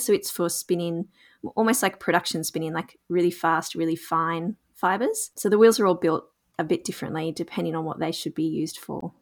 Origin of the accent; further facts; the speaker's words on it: Gunnedah, New South Wales, Australia; live in a small town called Gunnedah in rural New South Wales, Australia. And I grew up here, so it's my hometown.